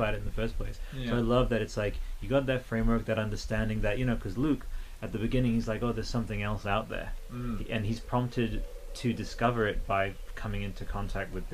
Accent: Canberra, Australian Capital Territory, Australia

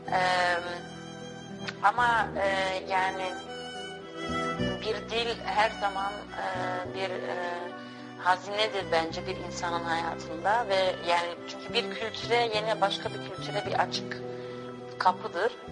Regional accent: Hengelo, Overijssel, Netherlands; born there; now in Amsterdam, Netherlands; Ee, ben Hengelo'da doğdum. Ee, sonra Amsterdam'a yerleştim.

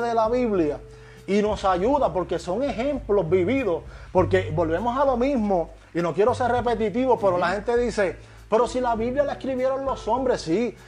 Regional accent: Puerto Rico; soy, puertorriqueño aunque haya nacido en la luna.

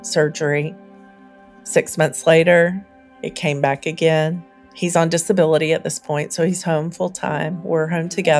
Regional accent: the South, United States; now in Nashville, United States; I grew up in the South, and we were poor

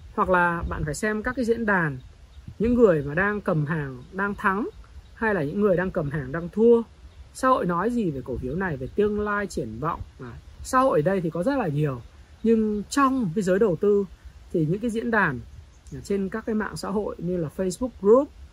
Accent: Northern Vietnam, Vietnam; accent: Northern (giọng Bắc); tôi nói giọng Bắc

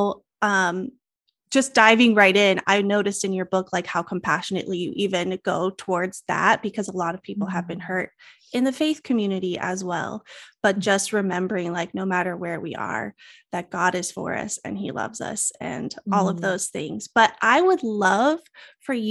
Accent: Colorado, United States; now in Spokane, United States; I'm also a Colorado girl. I was born and raised in Colorado. I live in Spokane, Washington now.

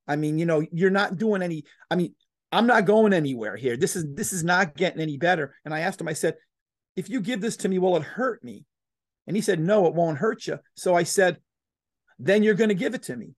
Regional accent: Florida, United States; moved away as an adult; also born or lived in Texas; I left my, my, my, you know, my home state of Florida and I moved to Texas

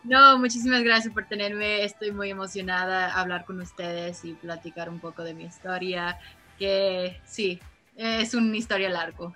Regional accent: Los Angeles, California, United States; Yo nací aquí en Los Ángeles. Pero yo, como dije, viví al lado de mis abuelos, que yo siempre crecí y estuve muy cerca con la cultura mexicana, aunque obvio vivo en Los Ángeles

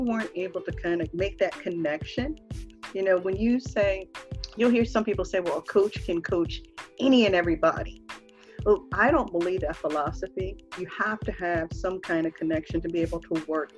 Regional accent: Philadelphia, Pennsylvania, United States; moved away as an adult; now in Washington, DC area, United States; Growing up in Philly, you know, we had a kind of toughness to us

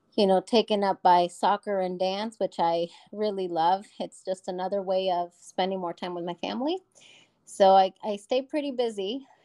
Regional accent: Omaha, Nebraska, United States; I was born and raised in Omaha

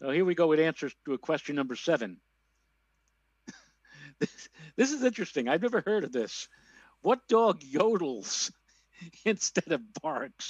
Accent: New York City, New York, United States; when I was growing up in the Bronx

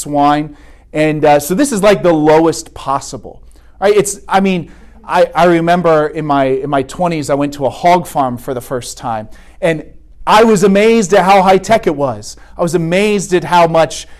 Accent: Vandalia, Ohio, United States; I'm from the suburbs. Right? I grew up in Vandalia

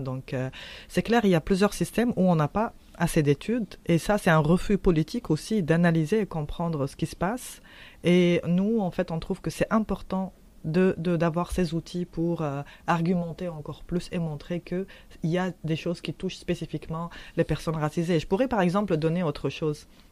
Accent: Tunisia; now in Quebec, Canada; je suis tunisienne et mhm. euh, je viens de la révolution tunisienne

